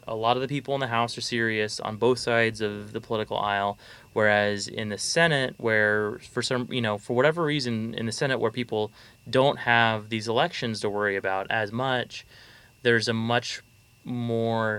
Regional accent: Fairbanks, Alaska, United States; I'm from Fairbanks

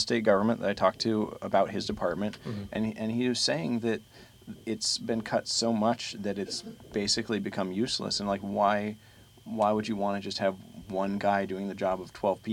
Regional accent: Southeast Alaska, United States; I'm from Southeast.

